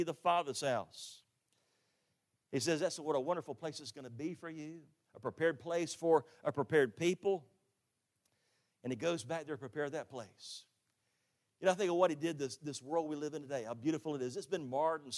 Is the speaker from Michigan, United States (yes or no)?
no; Jacksonville, Florida, United States; also born or lived in Orlando, Florida; now in Tifton, United States; I grew up in Jacksonville on the west side.